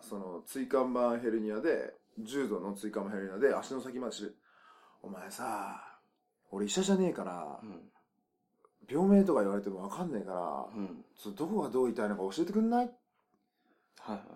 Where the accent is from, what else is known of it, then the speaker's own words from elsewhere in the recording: Nagasaki, Japan; 僕は長崎生まれ